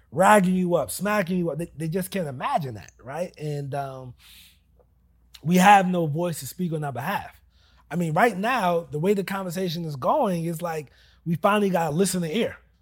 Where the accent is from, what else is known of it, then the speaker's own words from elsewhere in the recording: New Jersey, United States; moved away as an adult; now in Charlotte, United States; born and raised in Jersey